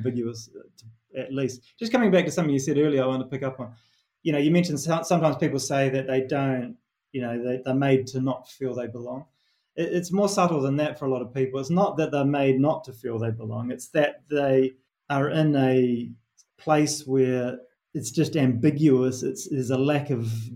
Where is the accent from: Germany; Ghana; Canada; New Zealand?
New Zealand; accent: Kiwi; moved away as an adult; my Kiwi accent